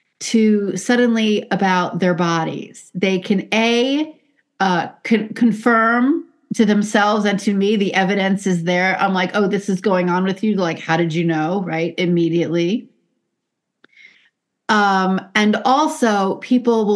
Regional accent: New York City, New York, United States; I grew up in the Bronx

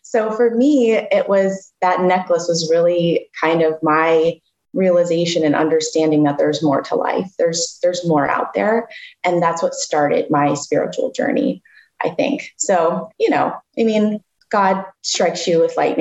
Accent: Florida, United States; I'm from Florida

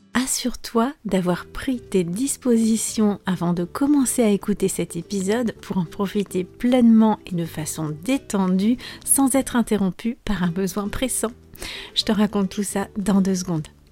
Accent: France; je suis française

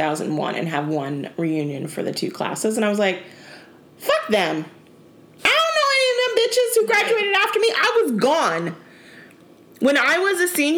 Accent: Chattanooga, Tennessee, United States; moved away; also born or lived in Tampa; I grew up in Chattanooga

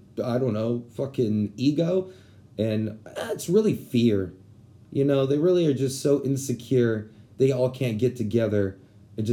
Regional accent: San Antonio, Texas, United States; I'm from San Antonio

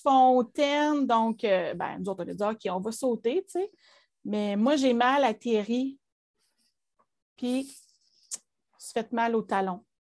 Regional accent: Gatineau, Quebec, Canada; also born or lived in Ottawa; je suis née à Ottawa, mais on est déménagé ici à Gatineau. J'avais neuf mois

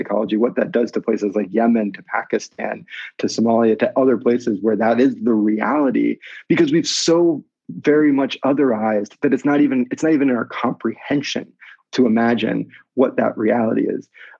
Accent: near Philadelphia, Pennsylvania, United States; I grew up near Philadelphia.

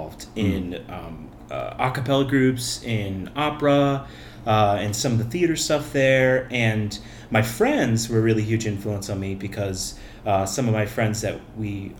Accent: Cleveland, Ohio, United States; I was born in Cleveland, Fairview Park Hospital

